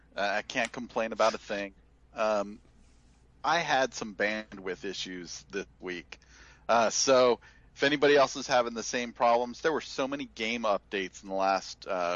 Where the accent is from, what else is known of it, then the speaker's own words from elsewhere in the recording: California, United States; moved away as an adult; I'm actually from California. Moved out here for work